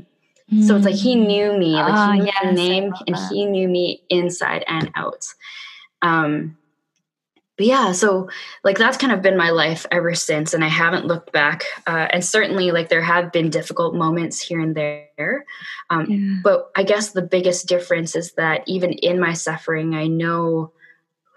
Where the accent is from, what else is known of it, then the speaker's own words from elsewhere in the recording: Vancouver, British Columbia, Canada; my hometown